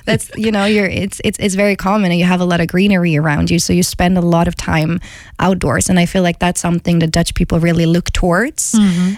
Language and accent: English; Gothenburg, Västra Götaland, Sweden; accent: West Coast; English is a second language; moved away as an adult; also born or lived in Stockholm; now in Netherlands; I'm originally from Gothenburg, mm-hmm. born and raised. I grew up in the West Coast.